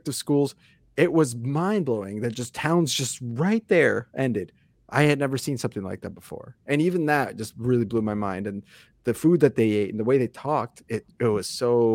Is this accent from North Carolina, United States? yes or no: no; Grand Island, Nebraska, United States; I'm from Grand Island, so it's not a huge town